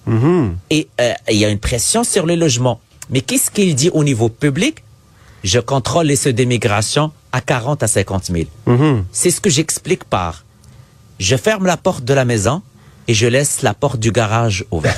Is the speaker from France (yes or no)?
no; Quebec, Canada; chez nous au Québec